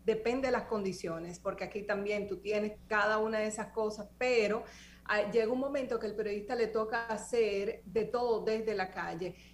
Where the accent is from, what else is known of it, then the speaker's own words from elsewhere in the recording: Dominican Republic; moved away as an adult; now in Boston, United States; nosotros como dominicanos